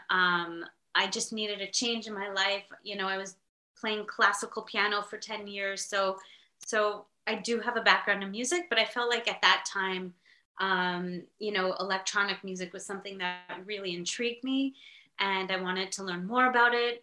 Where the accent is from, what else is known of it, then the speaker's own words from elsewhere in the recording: Montreal, Quebec, Canada; I'm from Montreal in Canada.